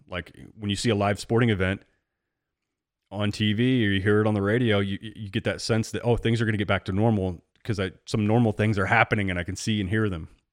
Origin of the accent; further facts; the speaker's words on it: Central Illinois, United States; growing up in Central Illinois, I mean, literally, I'm right between Chicago and St. Louis